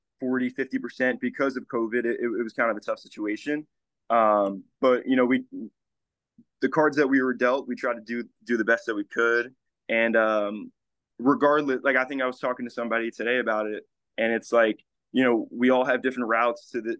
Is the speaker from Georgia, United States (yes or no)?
no; Livingston, New Jersey, United States; I'm from Livingston, New Jersey, which is like North Jersey.